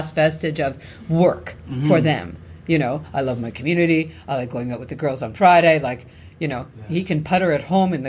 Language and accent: English; Canada; we're Canadian.